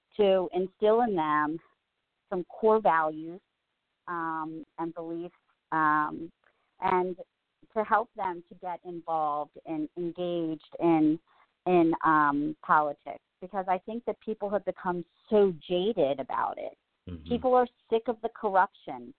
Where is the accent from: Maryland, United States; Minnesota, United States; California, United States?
Maryland, United States; Reisterstown; now in Kingsville, United States; where I grew up in Reisterstown